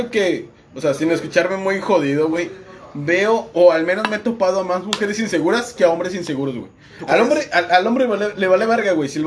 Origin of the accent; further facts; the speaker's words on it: Mexico; somos orgullosamente mexicanos